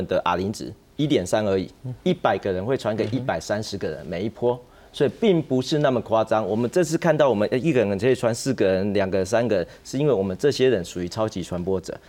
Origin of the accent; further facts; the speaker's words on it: Taiwan; 就这两个礼拜帮帮我们台湾人一下，帮台湾医护一下